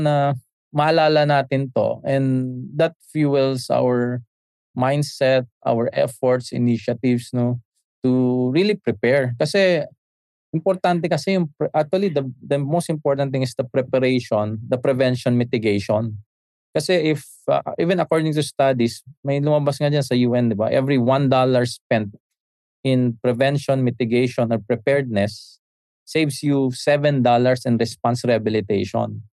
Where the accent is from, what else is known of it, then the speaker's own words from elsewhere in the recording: Isabela, Cagayan Valley, Philippines; now in Manila, Philippines; sa amin sa sa region to noon sa Isabela